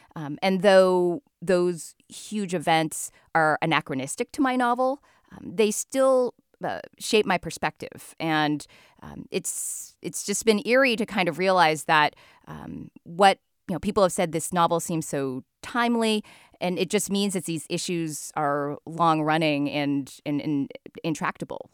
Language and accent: English; United States; I'm the American born daughter of Chinese immigrants.